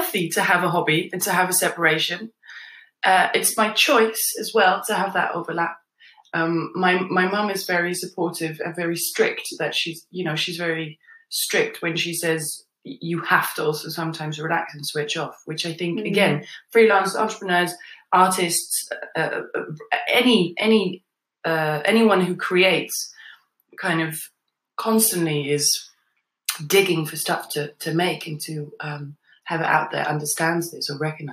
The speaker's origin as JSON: {"language": "English", "country": "Netherlands", "tie": "born or raised there", "moved": "yes", "lives_now": "London, United Kingdom", "said": "I grew up in the Netherlands, I still have a connection with the Netherlands"}